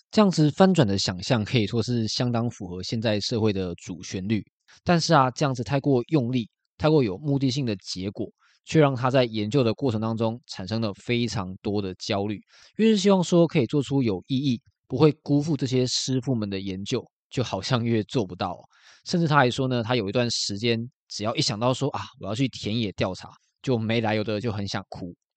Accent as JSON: {"language": "Chinese", "region": "Kaohsiung", "country": "Taiwan", "tie": "born or raised there", "said": "我也是七年级生，而且我也是高雄的小港人"}